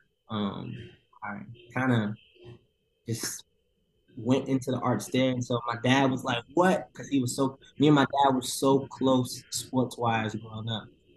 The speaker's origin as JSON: {"language": "English", "town": "Atlanta", "region": "Georgia", "country": "United States", "tie": "born or raised there", "also_born_or_lived": "New York", "said": "I was born in New York, raised in Atlanta, so I consider myself an ATLian for sure"}